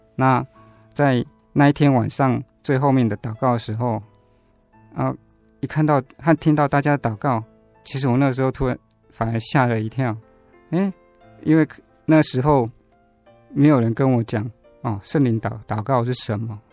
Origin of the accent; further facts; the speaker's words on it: Taiwan; 我其实是出生在台湾的传统信仰家庭啊